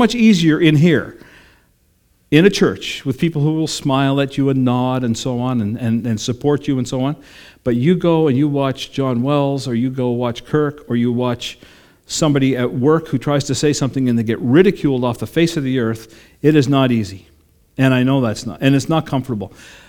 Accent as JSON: {"language": "English", "town": "Sydney", "region": "New South Wales", "country": "Australia", "tie": "born or raised there", "said": "I grew up in Sydney at the Sydney version of what they affectionately call Jelly Bean Square down the road here."}